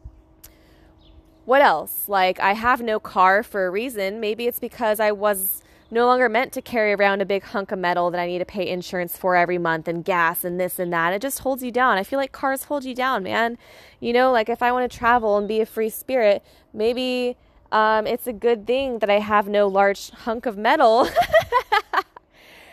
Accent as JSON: {"language": "English", "country": "United States", "tie": "born or raised there", "lives_now": "Palm Springs, United States", "said": "I was born in America"}